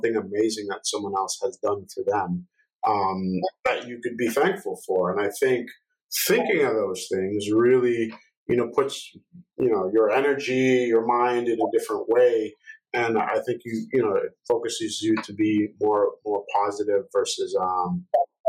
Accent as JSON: {"language": "English", "region": "New York", "country": "United States", "said": "I'm from New York"}